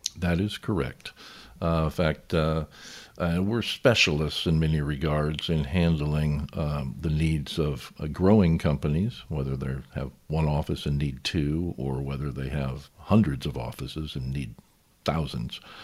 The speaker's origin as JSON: {"language": "English", "town": "Newport Beach", "region": "California", "country": "United States", "tie": "born or raised there", "also_born_or_lived": "Balboa, California / San Clemente, California / Covina, California", "said": "I grew up in Newport Beach, California"}